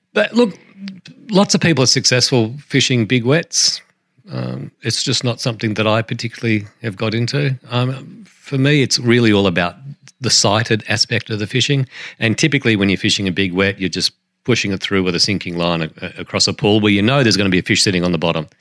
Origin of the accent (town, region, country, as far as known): New Zealand